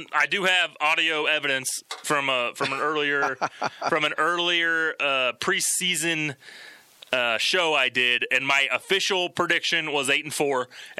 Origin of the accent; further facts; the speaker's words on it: Kansas City, United States; You surviving in my hometown?